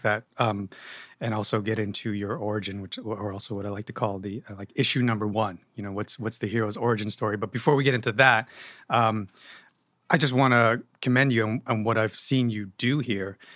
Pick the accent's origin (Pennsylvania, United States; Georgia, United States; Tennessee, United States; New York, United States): New York, United States; Yonkers; moved away as an adult; now in New Jersey, United States; I was born and raised in Yonkers